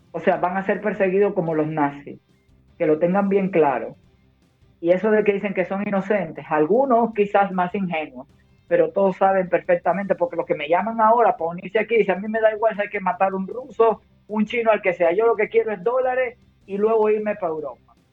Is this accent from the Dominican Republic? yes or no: no; Cuba; born there; yo soy las dos. Yo nací en Cuba, pero mi padre es catalán. Por lo tanto, me siento tan orgullosamente cubana como española.